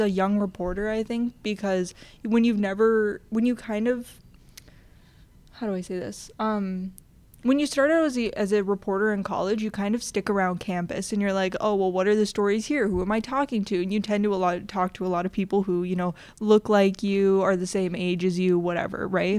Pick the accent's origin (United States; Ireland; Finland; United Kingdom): United States; Grand Forks, North Dakota; moved away; my hometown newspaper, the Grand Forks Herald